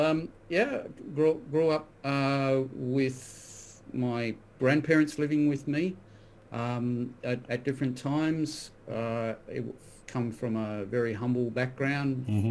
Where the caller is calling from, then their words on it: Perth, Western Australia, Australia; I'm calling from Western Australia. I'm in Perth.